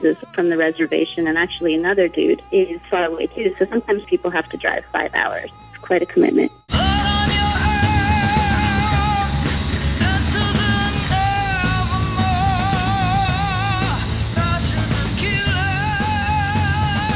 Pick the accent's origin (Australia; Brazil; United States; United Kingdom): United States; Miami, Florida; also born or lived in Mexico City, Mexico; I moved from Mexico City when I was about 3 years old to live in Miami, Florida.